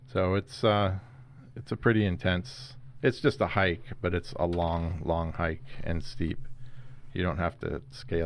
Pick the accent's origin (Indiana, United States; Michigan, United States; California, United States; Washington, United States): California, United States; San Jose; moved away as an adult; also born or lived in San Francisco, California / Annapolis, Maryland; now in Pennsylvania, United States; when I was about 3, we moved from San Francisco area to San Jose.